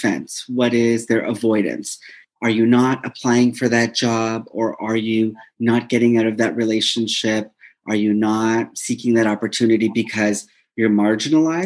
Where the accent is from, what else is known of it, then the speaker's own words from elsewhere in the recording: Toronto, Ontario, Canada; moved away as an adult; now in Winnipeg, Canada; I'm pretty much born and raised in Toronto, and I recently relocated to Winnipeg, Manitoba